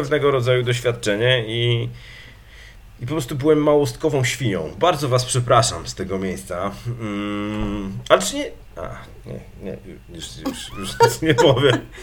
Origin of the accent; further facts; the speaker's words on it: Legnica, Lower Silesian Voivodeship, Poland; z moimi ziomkami z mojej miejscowości, z której pochodzę, czyli z Legnicy